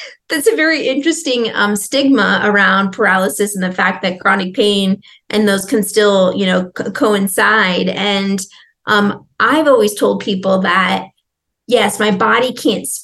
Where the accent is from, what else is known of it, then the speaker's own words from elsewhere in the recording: Nebraska, United States; I'm originally from Nebraska